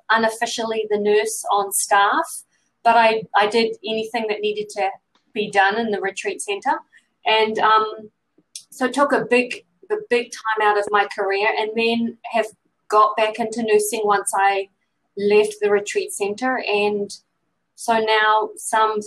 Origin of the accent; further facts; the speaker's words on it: Auckland, New Zealand; moved away as an adult; also born or lived in Vermont, United States; now in Canada; I left New Zealand when I was 30, I think. 30, 31. So I lived in New Zealand until then.